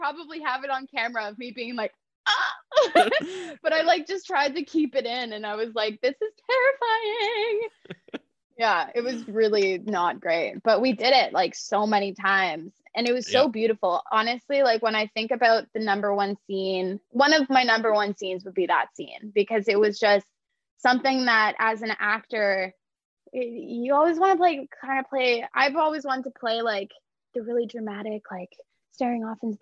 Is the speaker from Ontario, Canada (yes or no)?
yes; Toronto, Ontario, Canada; I'm from born and raised in Toronto